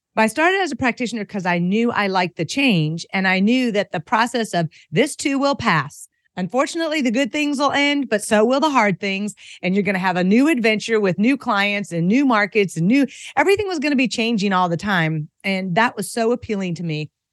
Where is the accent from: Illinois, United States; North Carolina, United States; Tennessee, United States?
Tennessee, United States; Franklin; also born or lived in Asia; I am a native of Franklin, Tennessee, which is kind of a rare beast. You know, it's a pretty popular place to move right now, but I had the privilege of growing up here